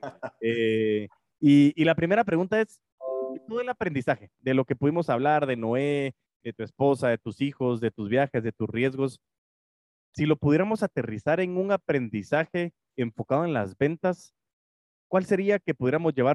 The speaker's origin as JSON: {"language": "Spanish", "country": "Guatemala", "tie": "born or raised there", "said": "nacimos en Guate"}